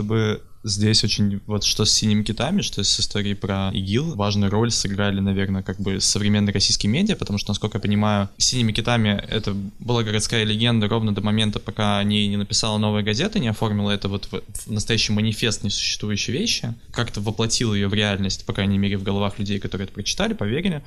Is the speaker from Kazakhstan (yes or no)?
yes; Pavlodar, Pavlodar Region, Kazakhstan; Я из Павлодара, это в Казахстане